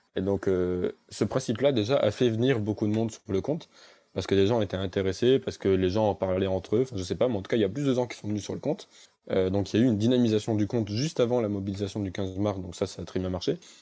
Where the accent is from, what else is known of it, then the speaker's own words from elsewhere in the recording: Avignon, Provence-Alpes-Côte d'Azur, France; je suis absolument pas d'Annecy, je suis d'Avignon.